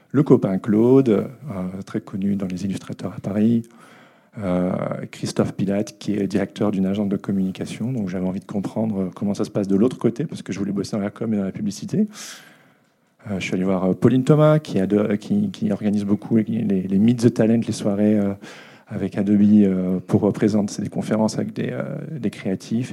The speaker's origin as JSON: {"language": "French", "country": "Belgium", "said": "je suis belge"}